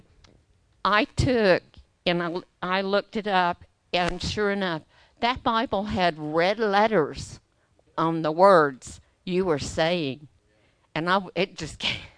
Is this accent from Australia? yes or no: yes; Australia; now in United States; I'm an Australian